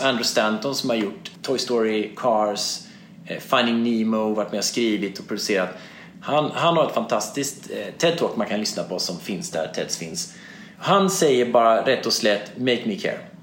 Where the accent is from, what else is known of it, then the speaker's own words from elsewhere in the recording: Småland, Sweden; jag som är smålänning, född på 70-talet, från en entreprenörsfamilj